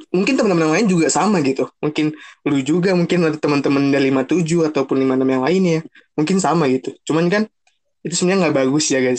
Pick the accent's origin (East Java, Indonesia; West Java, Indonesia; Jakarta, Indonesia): Jakarta, Indonesia; karena gue notabene gue orang Jakarta dan kita kampus di Bogor